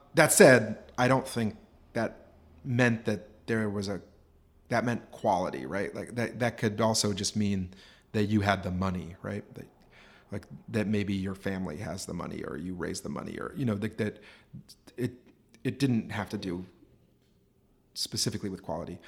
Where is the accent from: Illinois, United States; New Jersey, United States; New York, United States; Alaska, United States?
Alaska, United States; Anchorage; moved away as an adult; also born or lived in Homer, Alaska / Vermont / Pennsylvania; I was born and raised in Anchorage